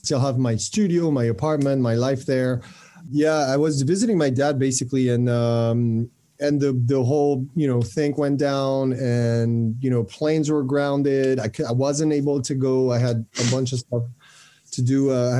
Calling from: France; From France.

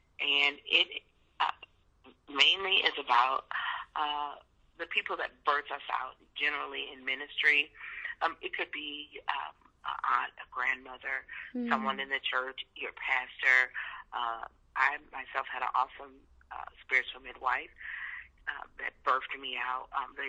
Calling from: St. Louis, Missouri, United States; I'm calling from St. Louis, Missouri.

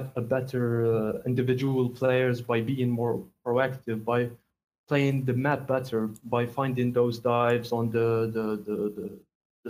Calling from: Algeria; I'm calling from Algeria

